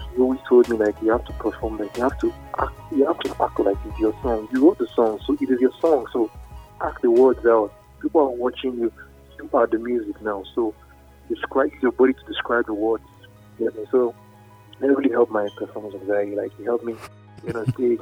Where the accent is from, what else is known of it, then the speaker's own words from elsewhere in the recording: Nigeria; I'm Nigerian. Yeah, my roots